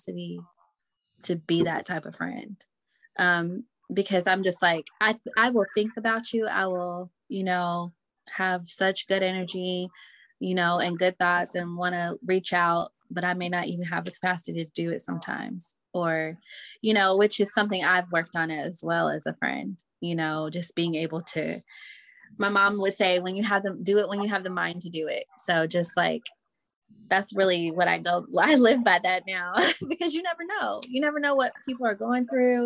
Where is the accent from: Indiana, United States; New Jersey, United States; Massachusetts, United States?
Indiana, United States; Indianapolis; moved away as an adult; now in Mississippi, United States; Indy is home, because I moved from Mississippi when I was 8. So I really grew up in Indiana, Indianapolis.